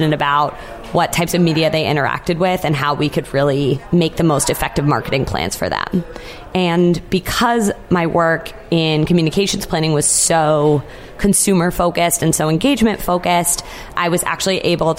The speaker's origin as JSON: {"language": "English", "region": "New England", "country": "United States", "tie": "born or raised there", "said": "Yes, I grew up in New England, so that would have been great."}